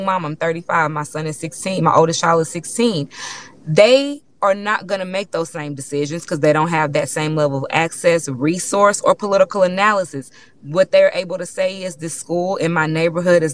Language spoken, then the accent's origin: English; Houston, Texas, United States; I'm from Third Ward, right? That's a black neighborhood in Houston